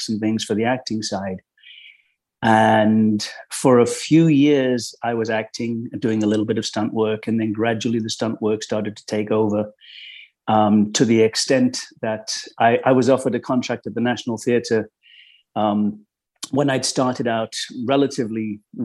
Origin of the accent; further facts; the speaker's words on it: Midlands, United Kingdom; moved away as an adult; also born or lived in London; I grew up in the Midlands in England, sort of normal childhood